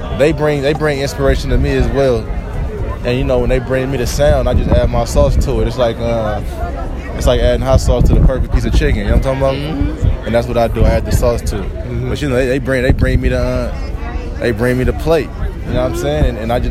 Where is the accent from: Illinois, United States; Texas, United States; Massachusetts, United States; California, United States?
California, United States; San Francisco; I'm from the Bay, Frisco.